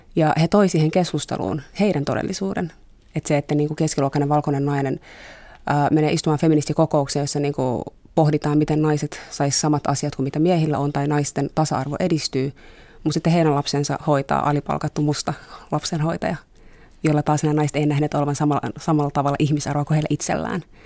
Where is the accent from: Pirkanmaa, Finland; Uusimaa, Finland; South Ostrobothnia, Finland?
Pirkanmaa, Finland; Tampere; now in Helsinki, Finland; mä oon kasvanut Tampereella